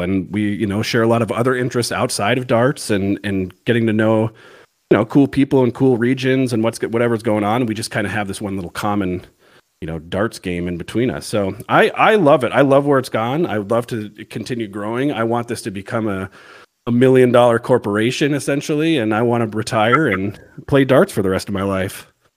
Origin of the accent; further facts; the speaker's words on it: Missoula, Montana, United States; moved away as an adult; now in Virginia, United States; I'm originally from, uh, Montana, Missoula, Montana